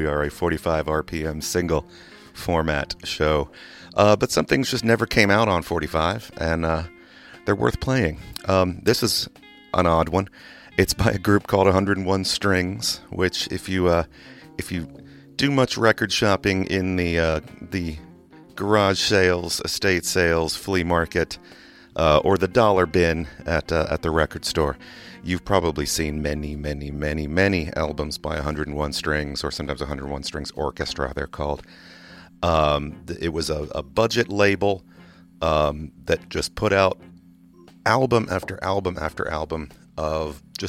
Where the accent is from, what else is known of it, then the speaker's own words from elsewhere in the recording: England, United Kingdom; now in United States; People who don't know, I grew up in England, and I know that song was all over oldies radio in England